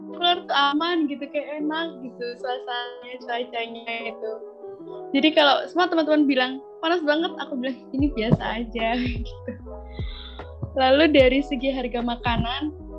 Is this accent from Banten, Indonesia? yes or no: no; Karawang, West Java, Indonesia; moved away as an adult; now in Jember, Indonesia; aku dari jauh, dari Karawang, Jawa Barat